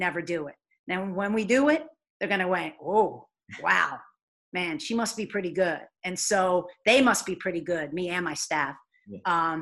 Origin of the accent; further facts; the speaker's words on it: New York, United States; moved away as an adult; now in Rhode Island, United States; I'm a New Yorker